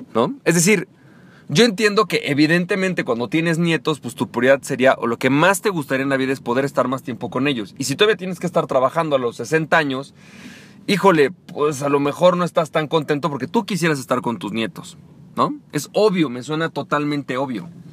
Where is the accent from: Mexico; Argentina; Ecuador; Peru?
Mexico; de México que es mi país natal